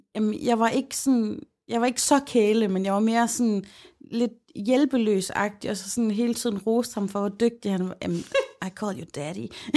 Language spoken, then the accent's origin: Danish; Aarhus, Central Denmark Region, Denmark; vi boede begge i Aarhus